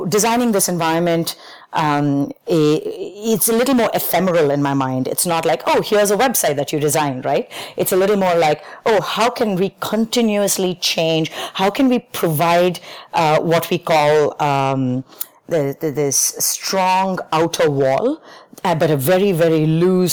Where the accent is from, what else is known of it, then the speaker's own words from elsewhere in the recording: India; moved away as an adult; I grew up in India, and my entire schooling up to high school was very force-fed